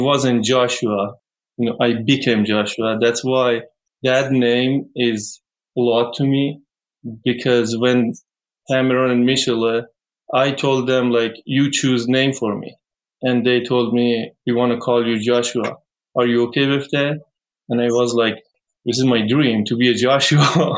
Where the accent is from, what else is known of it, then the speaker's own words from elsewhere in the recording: Iran; English is a second language; moved away; when I say I'm from Iran, they tell me, oh, you have a lot of desert